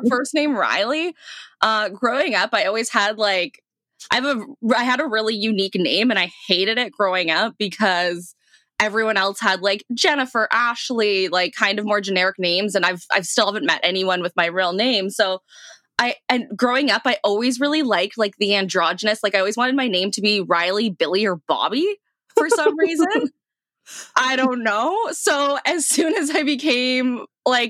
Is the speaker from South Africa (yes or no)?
no; the Prairies, Canada; moved away as an adult; also born or lived in Saskatchewan / Alberta; now in Toronto, Canada; Small town. Both Saskatchewan and Alberta, I grew up in a bit of both, so I got, you know, a little bit of both in me.